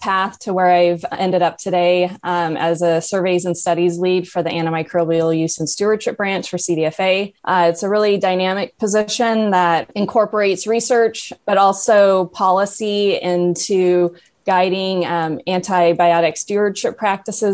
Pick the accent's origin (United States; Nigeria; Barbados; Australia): United States; Lake Forest, California; moved away as an adult; also born or lived in San Luis Obispo, California; now in Davis, United States; I grew up in Southern California, specifically in Orange County, in the city of Lake Forest, which is south of Irvine